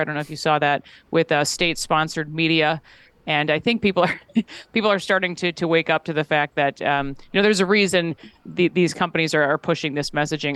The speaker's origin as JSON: {"language": "English", "region": "Minnesota", "country": "United States", "tie": "born or raised there", "said": "being a Midwesterner and, you know, Minnesota kid"}